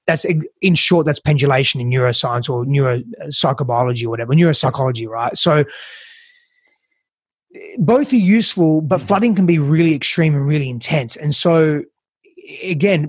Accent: Perth, Western Australia, Australia; now in United States; I'm from Perth, Australia

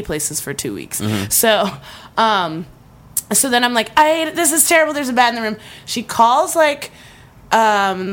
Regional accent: East Coast, United States; now in Santa Monica, United States; growing up on the East Coast

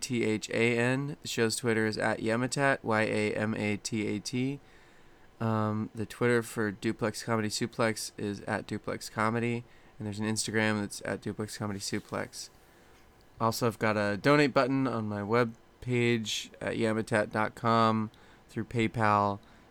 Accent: Reno, Nevada, United States; also born or lived in Bay Area, California; I was born in the Bay Area. The Bay Area. Only lived there till I was 2. So then we moved to Reno.

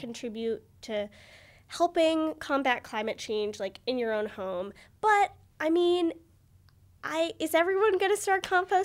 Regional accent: United States; growing up in America

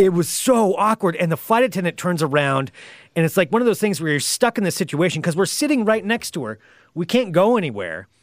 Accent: Oregon, United States; we're from Oregon

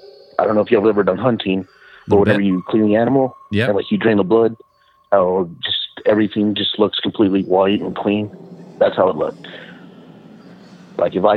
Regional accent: Texas, United States; I'm from South Texas.

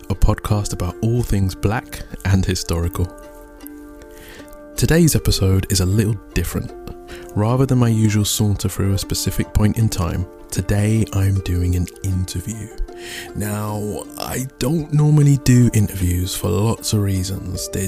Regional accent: United Kingdom; We are both of African descent, but raised in the UK. I'm Nigerian and she is Ghanaian.

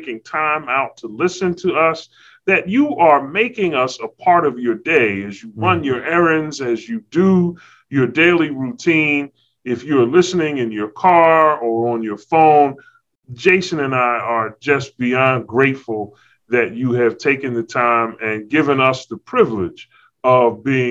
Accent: Philadelphia, Pennsylvania, United States; now in Walla Walla, United States; I am from City of Brotherly Love, Philadelphia, Philly

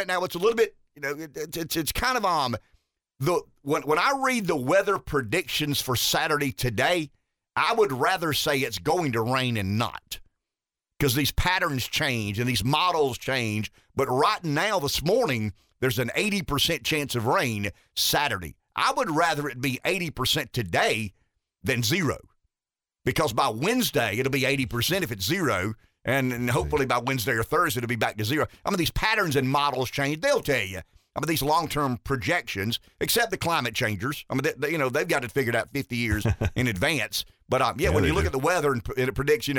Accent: Florence, South Carolina, United States; my hometown

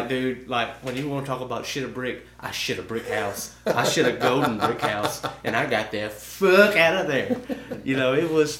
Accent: Alabama, United States; we're all from Alabama. And we're right down the road from Carrollton.

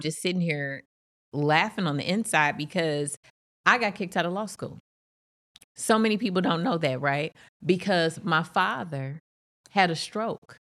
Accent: East St. Louis, Illinois, United States; I'm from East Saint Louis

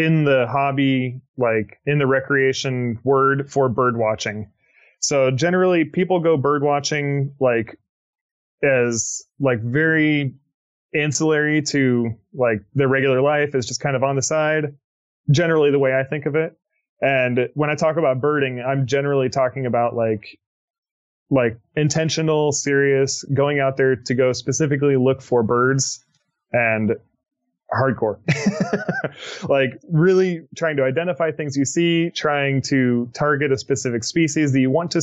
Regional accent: near Portland, Oregon, United States; also born or lived in Texas / Florida; I'm originally from Oregon. I born and raised near Portland, Oregon

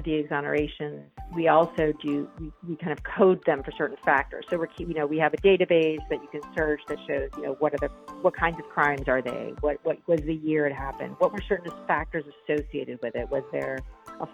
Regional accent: upstate New York, United States; my hometown. It's in upstate New York. It's a really small town.

